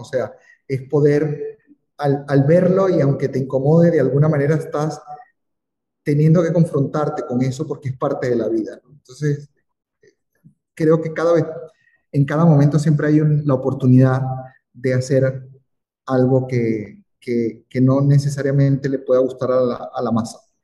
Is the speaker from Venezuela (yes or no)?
yes; Venezuela; moved away; en mi país